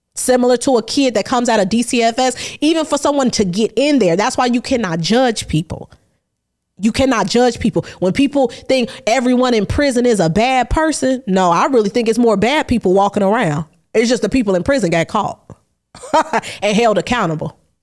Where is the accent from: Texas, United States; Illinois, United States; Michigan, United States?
Illinois, United States; Chicago; I'm from Chicago.